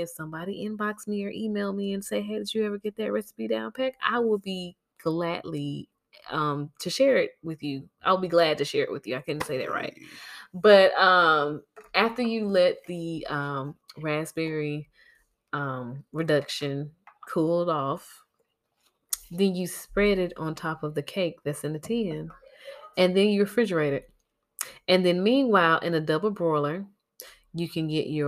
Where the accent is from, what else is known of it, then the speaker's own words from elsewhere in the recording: Georgia, United States; moved away; I'm from Georgia